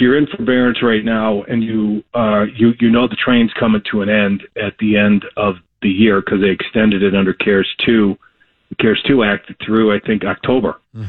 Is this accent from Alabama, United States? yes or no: no; New York, United States; born there; I was born in New York, and I grew up